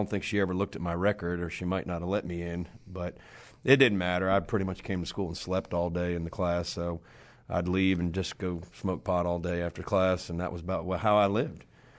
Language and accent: English; Monmouth County, New Jersey, United States; moved away; Yeah, I grew up in New Jersey. My mom and dad were actually born in Brooklyn, New York. They moved to New Jersey